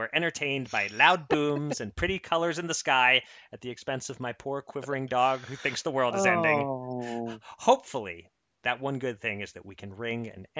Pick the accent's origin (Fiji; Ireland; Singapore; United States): United States